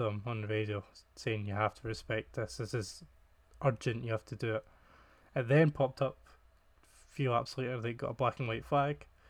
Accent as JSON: {"language": "English", "region": "Scotland", "country": "United Kingdom", "said": "I'm Scottish and I can't pronounce these things."}